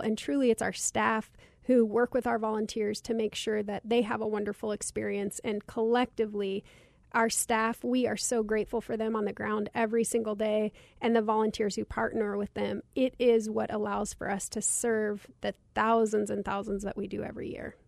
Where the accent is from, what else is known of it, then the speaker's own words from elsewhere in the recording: Cottonwood, Arizona, United States; growing up in Cottonwood poor